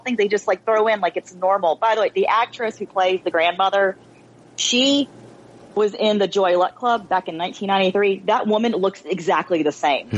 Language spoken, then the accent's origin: English; United States; as a child of Asian immigrants, you know, born and raised in America